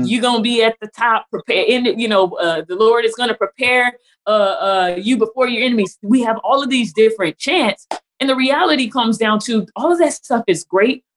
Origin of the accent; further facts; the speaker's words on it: California, United States; now in Texas, United States; I'm originally from California.